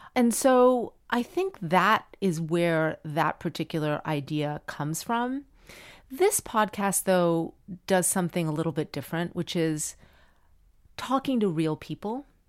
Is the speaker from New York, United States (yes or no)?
no; Miami, Florida, United States; moved away; I grew up in Miami and everyone spoke Spanish